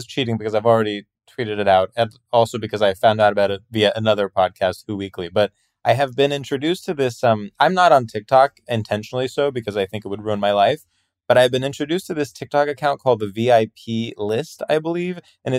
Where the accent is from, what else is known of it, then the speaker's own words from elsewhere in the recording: Greece; also born or lived in New Jersey, United States; Well, I mostly grew up in Greece. My parents are Greek. But then there was a brief period for like 7 years when we lived in New Jersey, which is why I don't have an accent or anything.